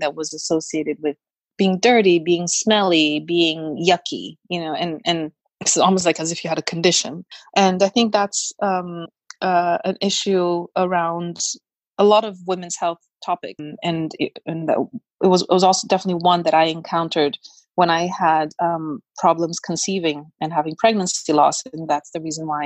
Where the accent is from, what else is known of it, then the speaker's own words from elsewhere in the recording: Brazil; I grew up in Brazil where it's very hot